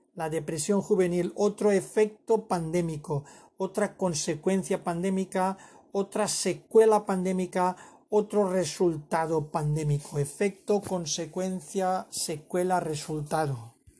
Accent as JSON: {"language": "Spanish", "country": "Spain", "said": "yo como español"}